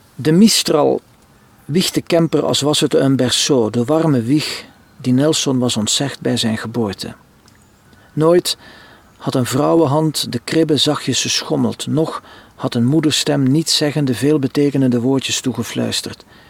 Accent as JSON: {"language": "Dutch", "town": "Lichtervelde", "region": "Flanders", "country": "Belgium", "tie": "born or raised there", "also_born_or_lived": "Ostend", "moved": "as an adult", "lives_now": "France", "said": "Lichtervelde, de streek waar ik geboren ben bij Roeselare."}